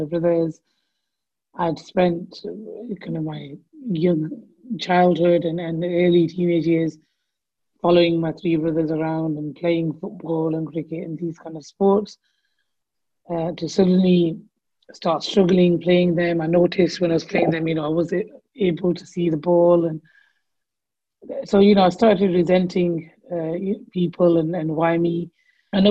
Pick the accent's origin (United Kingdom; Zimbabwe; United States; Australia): United Kingdom; Blackburn, North West England; I'm from Blackburn